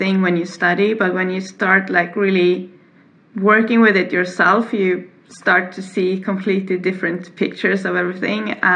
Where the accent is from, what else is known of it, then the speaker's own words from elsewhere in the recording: Stockholm, Stockholm County, Sweden; moved away as an adult; also born or lived in Uppsala; I grew up in Stockholm